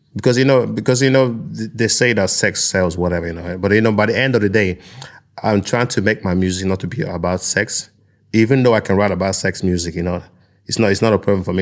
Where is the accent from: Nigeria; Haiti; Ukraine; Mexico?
Nigeria; now in Norway; I'm from a tropical place, you know, I'm from Nigeria